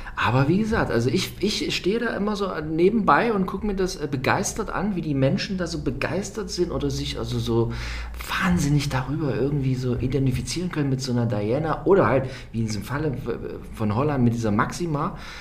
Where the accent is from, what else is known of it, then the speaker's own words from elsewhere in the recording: Germany; bei uns in Deutschland